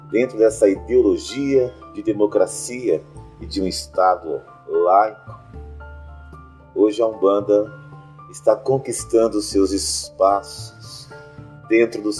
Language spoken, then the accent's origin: Portuguese; Brazil; somos brasileiros